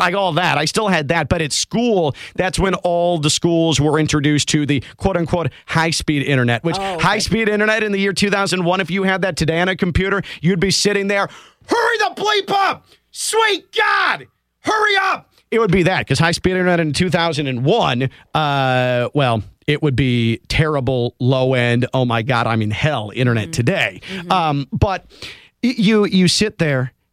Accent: Chicago, Illinois, United States; when I was growing up in Chicago

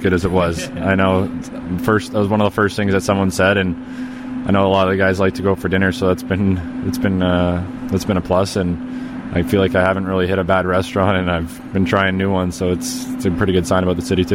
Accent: outside of Toronto, Ontario, Canada; moved away as an adult; now in Chicago, United States; Growing up outside of Toronto, I never really was into in the big city there

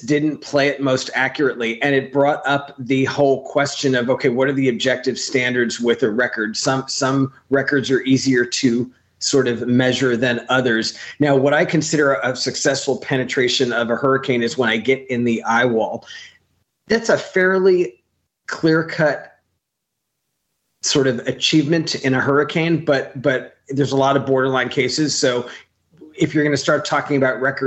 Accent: New York City, New York, United States; moved away as an adult; also born or lived in Bay St. Louis, Mississippi; now in Los Angeles, United States; I grew up in New York

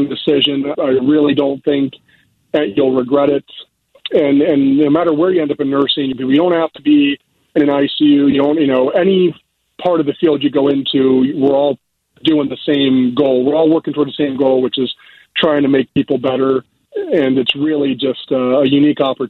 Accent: Dover, Ohio, United States; moved away as an adult; now in Chicago, United States; I grew up in a small town called Dover

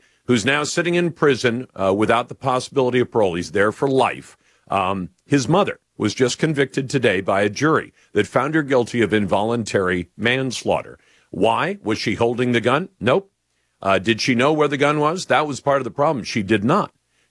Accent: Oxford, Michigan, United States; I grew up in Oxford, Michigan, and graduated from Oxford High School.

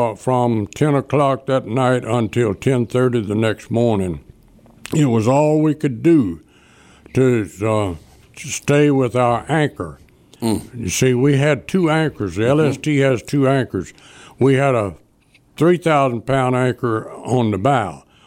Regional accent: Delta City, Mississippi, United States; I was from Delta City

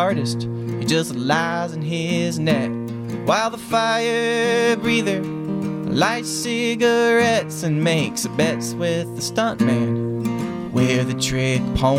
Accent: Black Mountain, North Carolina, United States; Yeah, I'm from Black Mountain. Which is pretty close to Asheville.

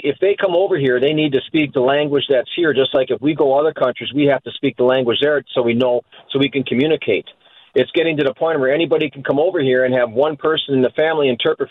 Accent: Milwaukee, Wisconsin, United States; I was born in Milwaukee, and Milwaukee's my home

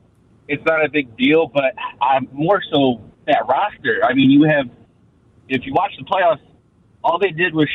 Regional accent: St. Louis, Missouri, United States; now in Gilberts, United States; I grew up in St. Louis, so moving up here is not very fun for me.

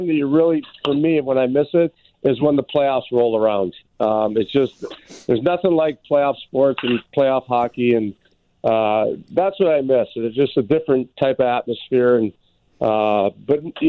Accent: Chicago, Illinois, United States; it's in my hometown.

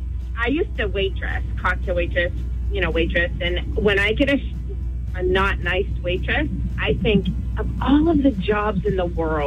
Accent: North Berwick, Maine, United States; North Berwick.

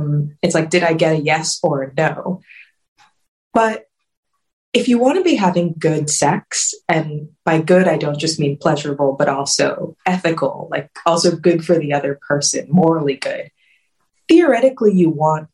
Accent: Richmond, Virginia, United States; I grew up in Richmond, Virginia, where we were an abstinence only curriculum

